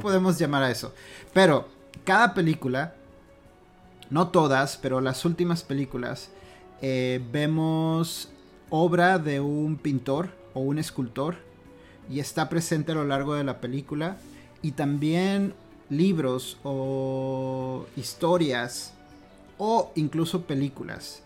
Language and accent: Spanish; Mexico; como mexicanos